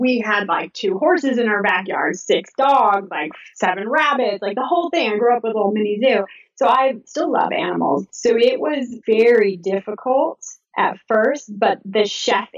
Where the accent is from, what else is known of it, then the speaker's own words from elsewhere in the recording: Southern California, United States; moved away as an adult; also born or lived in Georgia; I'm from Southern California